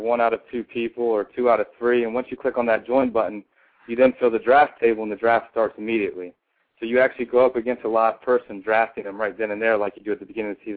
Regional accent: Washington, District of Columbia, United States; also born or lived in Huntington Beach, California; I'm actually from the Washington, D.C. area

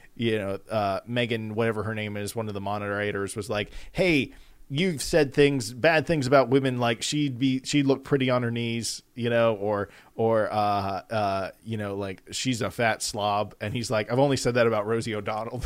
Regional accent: Atlanta, Georgia, United States; we're from Atlanta

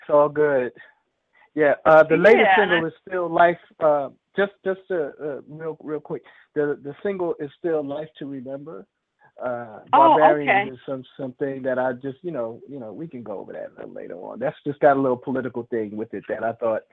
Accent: Rahway, New Jersey, United States; also born or lived in New York City / Atlanta / Los Angeles; now in California, United States; I'm originally from Rahway, New Jersey. That's where I was born and raised.

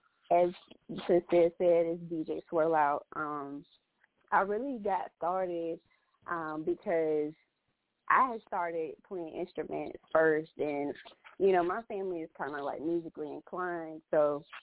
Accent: Lynchburg, Virginia, United States; Lynchburg, Virginia.

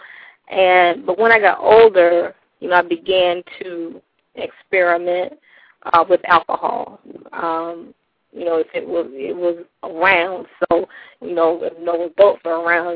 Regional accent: South Florida, United States; I grew up in South Florida, lived with my mom.

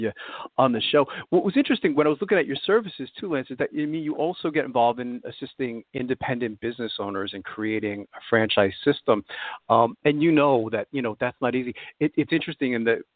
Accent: New York City, New York, United States; now in Pennsylvania, United States; I'm originally from Brooklyn, New York, Carroll Gardens area

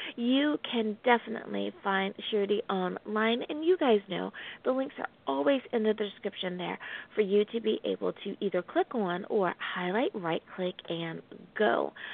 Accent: United States; my home country. Thank you, United States of America

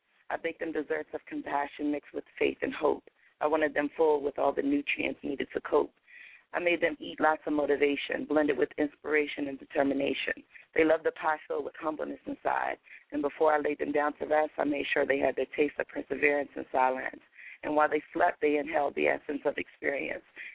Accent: Hagerstown, Maryland, United States; my hometown

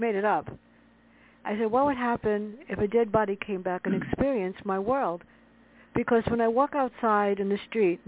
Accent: New York City, New York, United States; growing up in the South Bronx with my sister

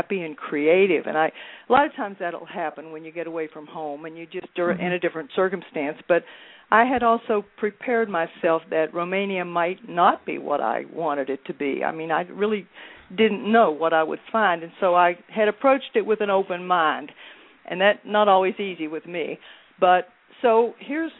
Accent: West Virginia, United States; moved away; my hometown in West Virginia

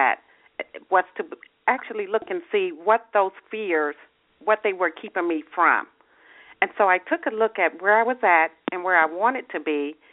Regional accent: Michigan, United States; now in Arizona, United States; I'm actually from Michigan, and I live in Arizona now

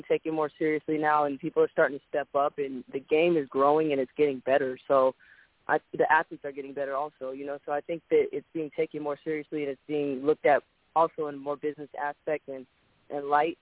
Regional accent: Seattle, Washington, United States; also born or lived in Chicago; now in Texas, United States; I'm from Seattle, Washington.

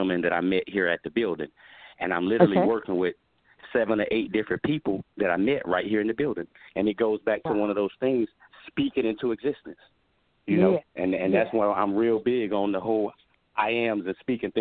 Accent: Wallace, North Carolina, United States; moved away as an adult; now in California, United States; I came from Wallace, North Carolina. It's a very small town on eastern North Carolina down on the Atlantic Ocean. It's a farming town, plenty of different farms. We grew up, as a matter of fact, picking blueberries.

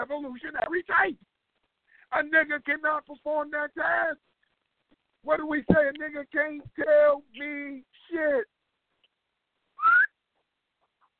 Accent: United States; I'm from America

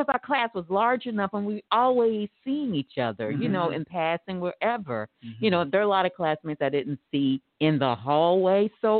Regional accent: Tulsa, Oklahoma, United States; born or raised there

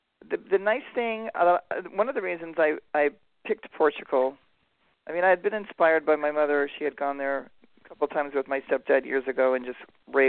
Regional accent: California, United States; we're from California. We have, like, some of the best pot in the world.

